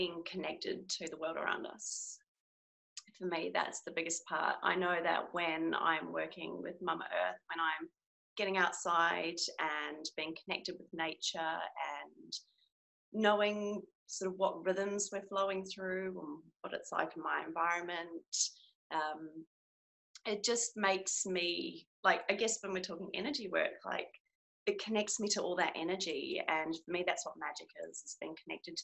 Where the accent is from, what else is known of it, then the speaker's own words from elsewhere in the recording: New Zealand; moved away as an adult; now in Australia; I am a Kiwi. So that means I'm from New Zealand. But I'm living in Australia at the moment and have been for the past, I think, like 8 years